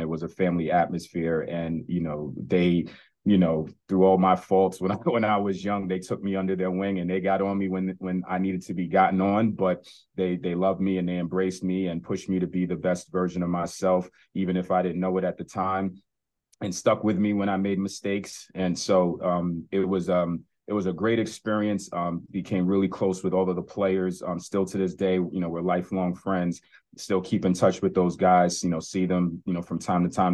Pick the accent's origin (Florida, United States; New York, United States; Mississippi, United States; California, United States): New York, United States; New York City; growing up in New York City